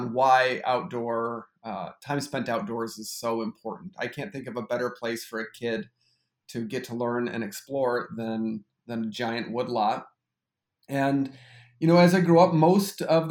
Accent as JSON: {"language": "English", "town": "Grosse Ile", "region": "Michigan", "country": "United States", "tie": "born or raised there", "moved": "as an adult", "lives_now": "La Crosse, United States", "said": "I am from Southeast Michigan, a town that probably nobody has ever heard of called Gros Ile, which actually is an island where the Detroit River lets out into Lake Erie. So it's a pretty unique place to grow up"}